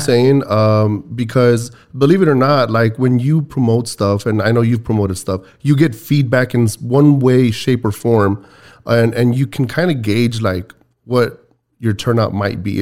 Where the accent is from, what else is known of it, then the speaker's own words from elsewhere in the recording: Texas, United States; we're Texans.